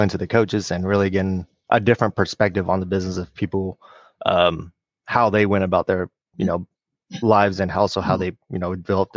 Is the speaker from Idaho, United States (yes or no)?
no; Oklahoma, United States; moved away as an adult; also born or lived in Washington State; now in Washington, United States; I'm originally born and raised in Oklahoma